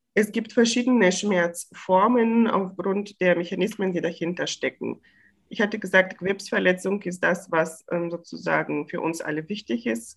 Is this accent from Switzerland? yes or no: no; Bulgaria; now in Bochum, Germany; ich komme aus Bulgarien gebürtig